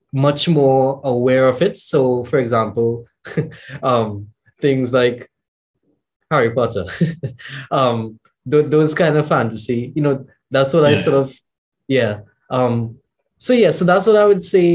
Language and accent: English; Trinidad & Tobago; I'm from the Caribbean, I'm from Trinidad and Tobago.